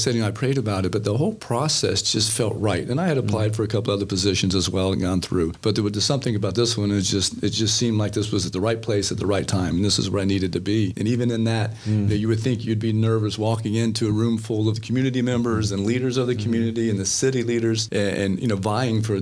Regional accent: Central Florida, United States; I grew up here in the Central Florida area

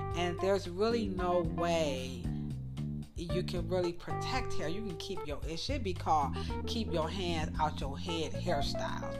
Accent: United States; I'm an American, and I'm not from Great Britain

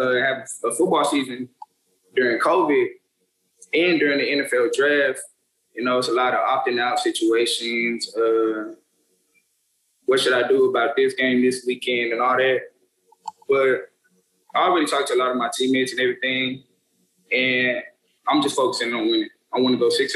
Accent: Arlington, Texas, United States; I'm from the Dallas area, East Arlington to be exact

